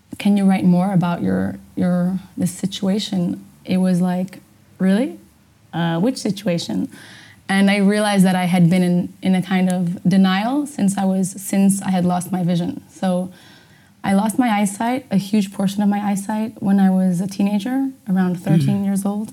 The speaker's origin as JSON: {"language": "English", "country": "Portugal", "tie": "born or raised there", "also_born_or_lived": "Amsterdam, Netherlands", "said": "I was born in Amsterdam, and when I was only one, I moved with my parents, obviously, moved to Portugal"}